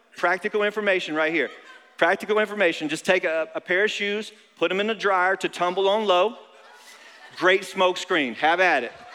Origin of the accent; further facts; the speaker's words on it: North Carolina, United States; now in Florida, United States; I grew up in North Carolina